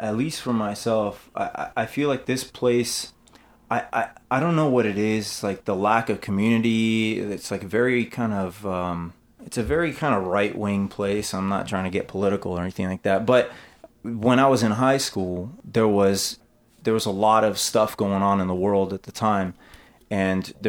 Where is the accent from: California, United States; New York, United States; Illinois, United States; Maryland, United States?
California, United States; North Orange County; We grew up in North Orange County, and it is the soulless abyss of California